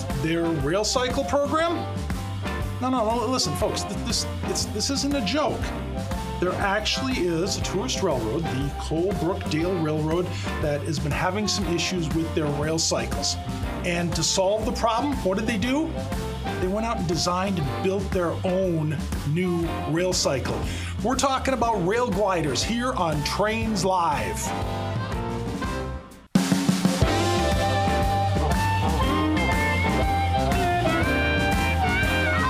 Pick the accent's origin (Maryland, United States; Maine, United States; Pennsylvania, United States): Maryland, United States; I grew up down in Maryland